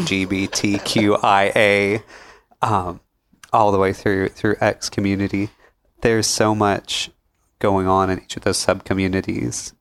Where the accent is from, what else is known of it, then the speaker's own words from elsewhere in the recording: Pickwick, United States; growing up in Pickwick, uh, I come from small, small town background